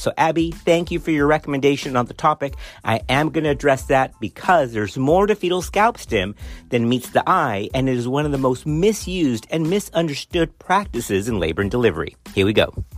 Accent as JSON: {"language": "English", "region": "Texas", "country": "United States", "accent": "Texan", "said": "my Texan accent in the middle of my Hispanic background"}